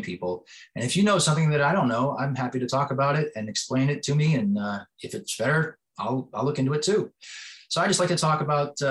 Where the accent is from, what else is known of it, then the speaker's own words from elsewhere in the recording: East Coast, United States; moved away as an adult; now in West Coast, United States; When I grew up on the East Coast and I came out to the West Coast all those years ago